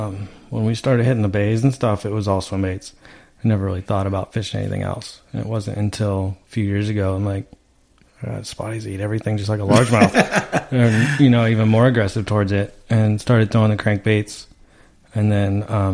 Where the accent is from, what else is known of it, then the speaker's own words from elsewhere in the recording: Lake Hodges, California, United States; back growing up around Lake Hodges